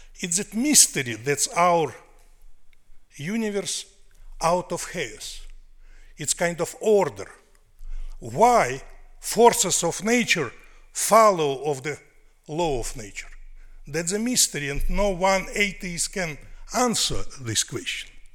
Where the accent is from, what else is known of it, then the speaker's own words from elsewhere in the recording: Russia; accent: New York accent; English is a second language; moved away as an adult; now in New York, United States; soviet russia of my childhood